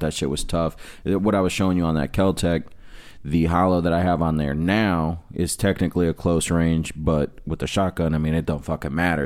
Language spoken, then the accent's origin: English; Amherst, United States; also born or lived in West Side; growing up in Amherst and watching the opiate epidemic just run through that fucking city like a train